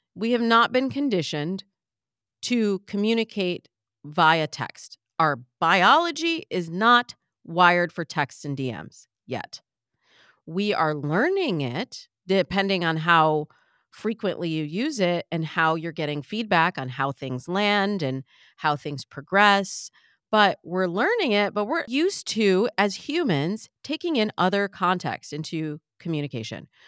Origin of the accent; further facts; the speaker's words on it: Michigan, United States; I'm from the Midwest. we had corn in Michigan.